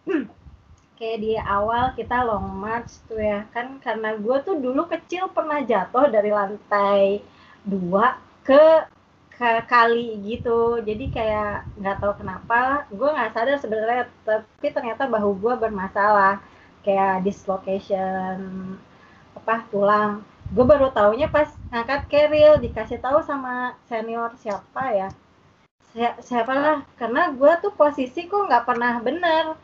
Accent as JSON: {"language": "Indonesian", "region": "West Java", "country": "Indonesia", "said": "dan gue tuh nyanyi karena gue orang Sunda gue nyanyi yang bahasa Sunda"}